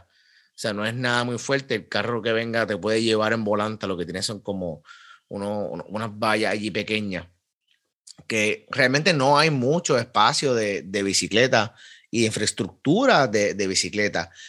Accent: Carolina, Puerto Rico; al lado de, donde me crié, en en la Sánchez Osorio, eso sí, hay un bike shop

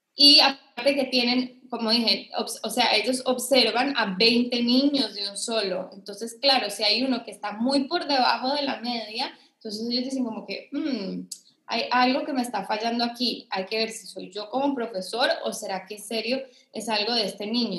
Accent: Costa Rica; also born or lived in Colombia; yo soy de Costa Rica

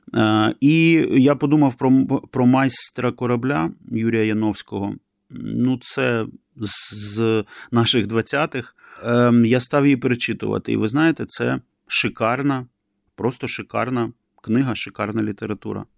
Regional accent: Kyiv, Ukraine; moved away; Я киянин, хоча давно із Києва поїхав і давно вже живу за кордоном.

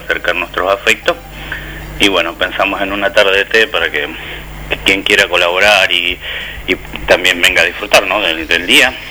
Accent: Rosario, Santa Fe, Argentina; la, la, ciudad de donde vengo yo, la provincia donde

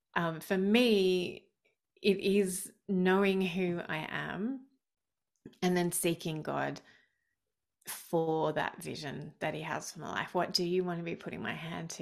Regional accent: Australia; I'm Australian.

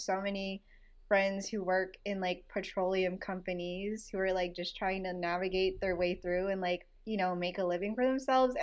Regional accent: Texas, United States; moved away as an adult; also born or lived in Houston; now in Los Angeles, United States; the Texas girl, like, I'm from Texas, and I acknowledge that I'm not, I wasn't raised here

